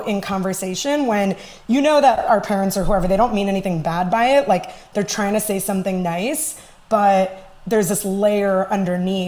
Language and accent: English; Chicago, Illinois, United States; also born or lived in New York City; I've lived here most of my life